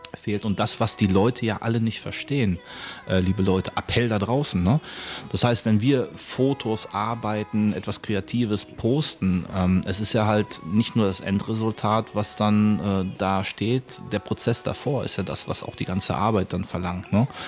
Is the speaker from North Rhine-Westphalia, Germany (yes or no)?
yes; Bochum, North Rhine-Westphalia, Germany; moved away; also born or lived in Düsseldorf; Original, komme ich aus Bochum